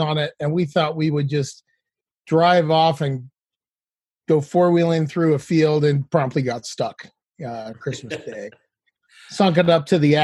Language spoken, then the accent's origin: English; Salt Lake Valley, Utah, United States; I grew up in Utah in the Salt Lake Valley